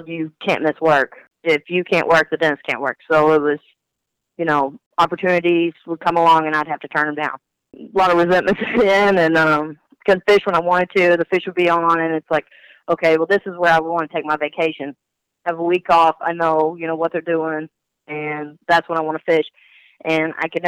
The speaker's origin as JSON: {"language": "English", "town": "Ashland", "region": "Kentucky", "country": "United States", "also_born_or_lived": "Green River Lake, Kentucky", "moved": "as an adult", "said": "I'm originally from Ashland, Kentucky"}